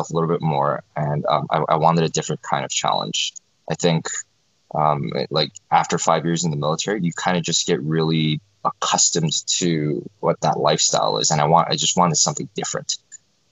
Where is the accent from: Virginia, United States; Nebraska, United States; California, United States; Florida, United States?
Florida, United States; South; also born or lived in South Korea; I was born in Korea, lived there till I was six. Parents and I immigrated to the United States in 1995. Grew up in South Florida